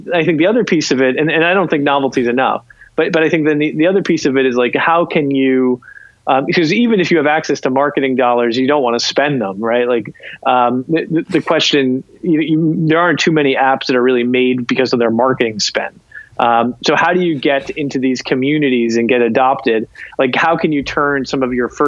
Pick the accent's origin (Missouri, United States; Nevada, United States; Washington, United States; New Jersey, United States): New Jersey, United States; South Plainfield; also born or lived in Pennington, New Jersey; I'm from South Plainfield, New Jersey originally